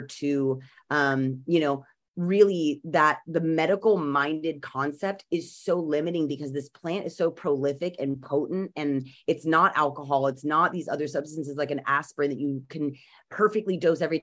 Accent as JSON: {"language": "English", "region": "California", "country": "United States", "said": "as a Californian who really has been around, I mean, I was in sixth grade when Prop 215 passed"}